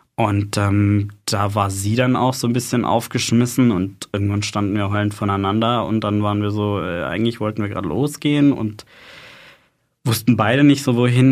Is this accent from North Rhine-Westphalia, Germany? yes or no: no; Freiburg, Baden-Württemberg, Germany; now in Heidelberg, Germany; ich bin in Freiburg aufgewachsen, bin für meine Ausbildung zum Krankenpfleger nach Heidelberg gezogen